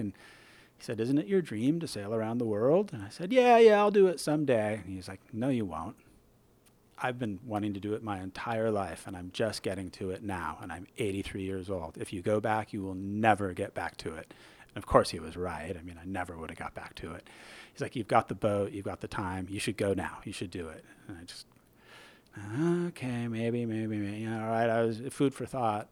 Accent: Newport Beach, California, United States; moved away as an adult; also born or lived in Irvine, California; now in San Francisco Bay Area, United States; I'm a transplant. I grew up in Southern California

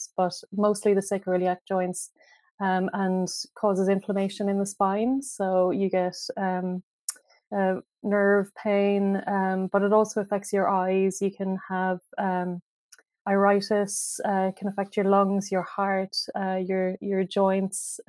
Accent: Ireland; moved away as an adult; now in London, United Kingdom; I am from Ireland, as you can probably hear from my accent.

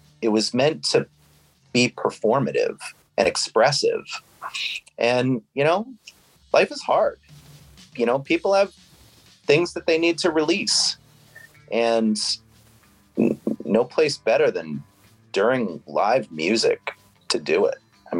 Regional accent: New England, United States; forever, because, you know, I grew up in New England.

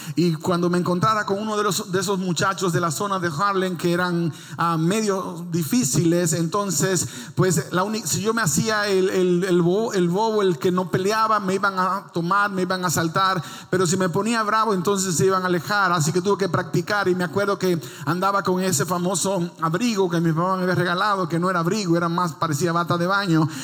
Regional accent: Dominican Republic; moved away; En mi país no había nieve, solo había lodo

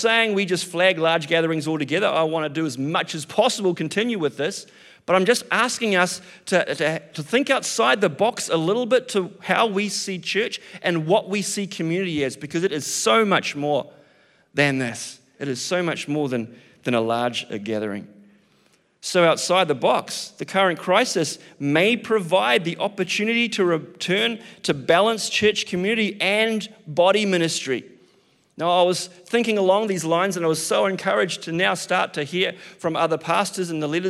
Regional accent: New Zealand; I'm a Kiwi

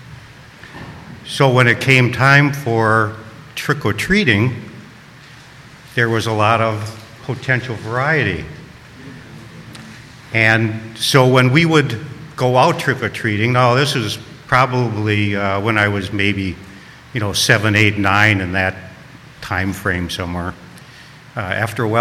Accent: Milwaukee, Wisconsin, United States; I was brought up in Milwaukee

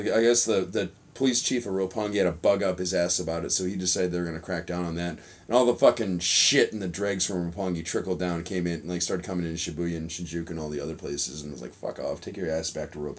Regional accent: Chicago, Illinois, United States; I'm from Chicago, man. We're having some problems there.

